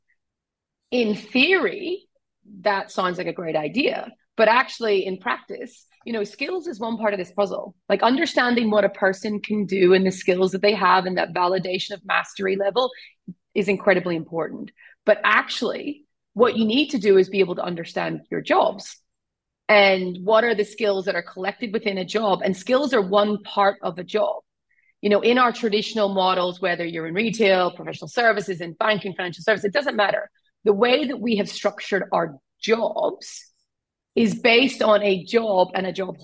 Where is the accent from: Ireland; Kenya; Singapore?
Ireland; accent: Irish; I'm Irish, right? So I'm actually, everyone thinks I'm Australian. I'm not, I'm Irish, this is my accent.